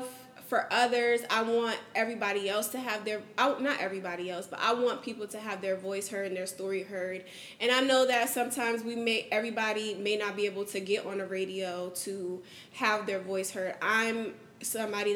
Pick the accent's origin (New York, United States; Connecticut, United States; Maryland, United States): Connecticut, United States; New Haven; now in Houston, United States; I'm from New Haven, Connecticut.